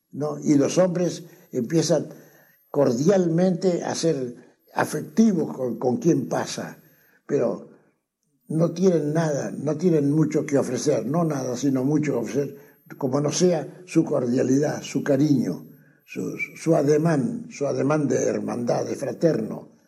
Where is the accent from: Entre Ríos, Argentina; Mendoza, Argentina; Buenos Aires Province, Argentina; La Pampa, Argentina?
La Pampa, Argentina; also born or lived in Tucumán; En mi tierra, aquí en La Pampa